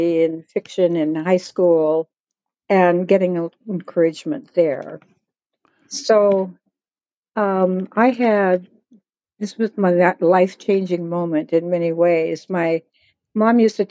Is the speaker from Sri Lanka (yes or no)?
no; Seattle, Washington, United States; also born or lived in Browning, Montana; I grew up in Laurelhurst. And in Laurelhurst, if you go out on one of the streets, you can look straight up, and there's the University of Washington